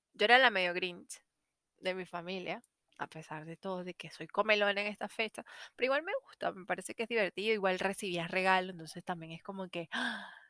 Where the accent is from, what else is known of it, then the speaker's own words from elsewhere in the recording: Venezuela; now in Santiago, Chile; Como venezolana